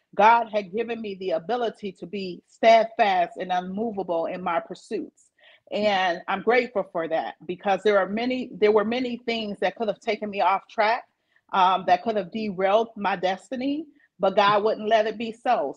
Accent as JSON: {"language": "English", "town": "Flint", "region": "Michigan", "country": "United States", "tie": "born or raised there", "also_born_or_lived": "Battle Creek, Michigan", "said": "I was born in Flint, and then I spent um, some of my early childhood years here in Flint"}